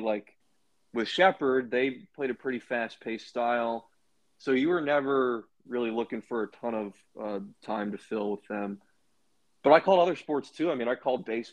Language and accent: English; Baltimore, Maryland, United States; I grew up in Baltimore